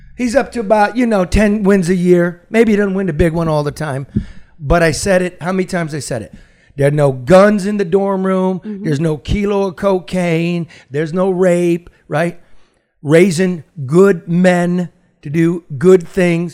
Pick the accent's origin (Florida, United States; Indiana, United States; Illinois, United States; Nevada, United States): Illinois, United States; Chicago; now in Detroit, United States; I'm from Chicago